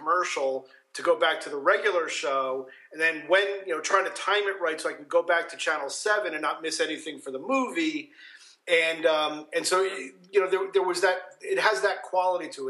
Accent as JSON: {"language": "English", "region": "New Jersey", "country": "United States", "tie": "born or raised there", "said": "I grew up in New Jersey, and in the part of New Jersey where all of the New York stations were your stations"}